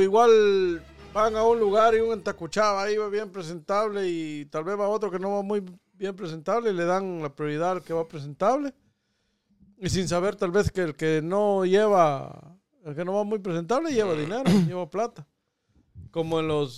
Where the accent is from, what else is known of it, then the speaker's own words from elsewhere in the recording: Catacamas, Olancho, Honduras; yo que soy de Catempa